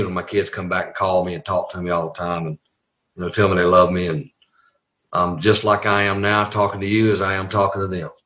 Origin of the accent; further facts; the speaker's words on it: the South, United States; accent: Southern; I was a Southern boy.